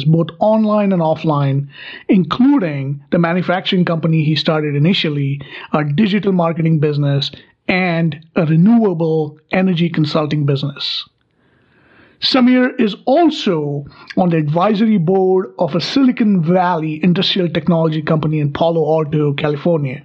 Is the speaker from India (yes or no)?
yes; Mumbai, Maharashtra, India; moved away; I was from Bombay when we first arrived